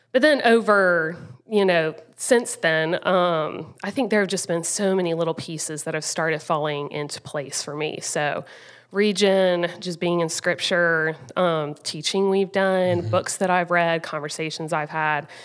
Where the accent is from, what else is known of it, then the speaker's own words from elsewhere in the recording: Rock Hill, South Carolina, United States; also born or lived in Greenville, South Carolina; I grew up in Rock Hill, South Carolina